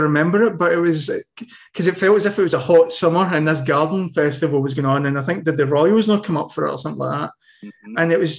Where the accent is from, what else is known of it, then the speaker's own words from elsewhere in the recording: Barrhead, Scotland, United Kingdom; moved away as an adult; also born or lived in Paisley / Berlin, Germany; now in Germany; I was born in Barrhead. Well, technically I was born in Paisley at the hospital, but lived in Barrhead from childhood onwards. And it was just, you know, like I grew up and I was born in 82